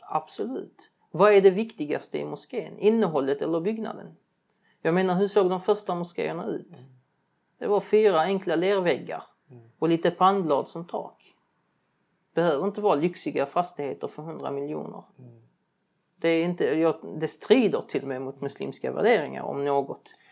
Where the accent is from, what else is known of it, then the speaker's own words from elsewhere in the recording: Sweden; de flesta utav oss som är uppväxta här